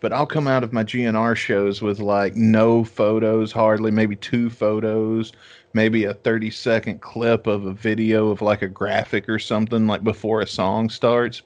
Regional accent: Jefferson City, the South, United States; now in Midwest, United States; my hometown of Jefferson City

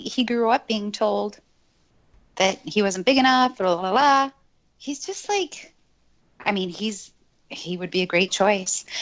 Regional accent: Montreal, Quebec, Canada; moved away; I grew up in Montreal, right? I think that I'm the only one of us that has lived in Montreal

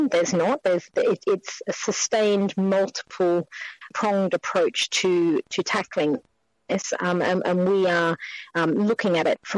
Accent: Australia; moved away as an adult; now in London, United Kingdom; Being Australian, I've been here 20 years

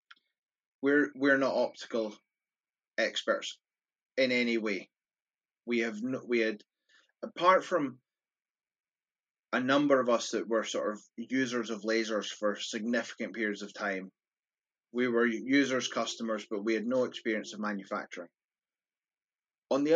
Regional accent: Scotland, United Kingdom; from my voice, I'm Scottish

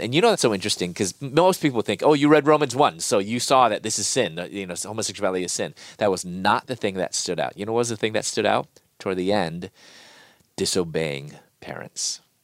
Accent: Chicago, Illinois, United States; moved away as an adult; also born or lived in Louisville; I'm from Chicago, and living in Louisville at that time

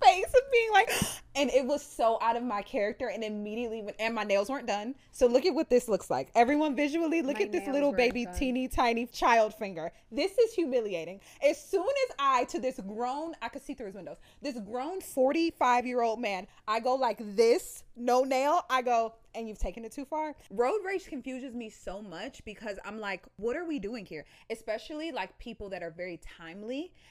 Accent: Ohio, United States; I'm from Ohio.

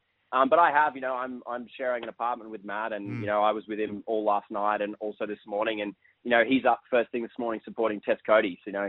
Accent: Sydney, New South Wales, Australia; I grew up in Sydney

